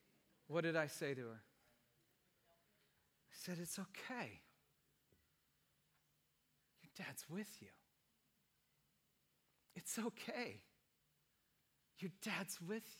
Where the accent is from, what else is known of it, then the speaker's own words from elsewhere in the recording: Santa Cruz, California, United States; Both my wife and I are beach kids. We grew up in Santa Cruz.